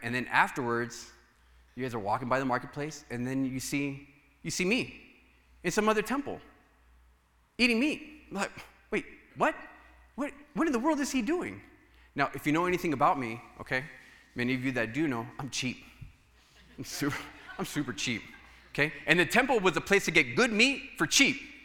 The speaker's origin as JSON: {"language": "English", "country": "United States", "said": "for us as Americans"}